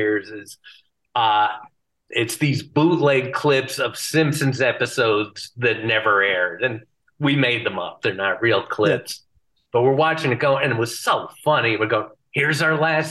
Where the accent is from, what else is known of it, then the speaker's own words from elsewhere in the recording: Bristol, Connecticut, United States; my hometown, Bristol, Connecticut